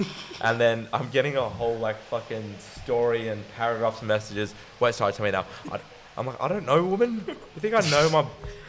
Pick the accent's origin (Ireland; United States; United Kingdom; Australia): Australia; Melbourne, Victoria; I'm from Melbourne